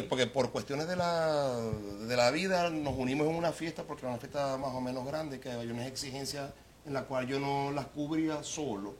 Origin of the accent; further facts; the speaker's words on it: Venezuela; moved away; Yo me siento muy, muy, muy venezolano